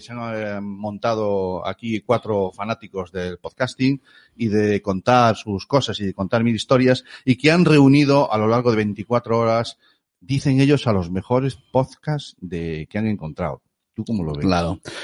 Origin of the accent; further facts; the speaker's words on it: Galicia, Spain; somos gallegos